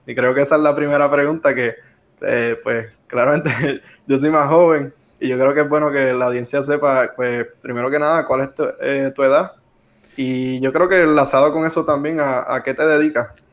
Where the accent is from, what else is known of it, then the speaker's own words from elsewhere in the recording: Arecibo, Puerto Rico; somos de, de Arecibo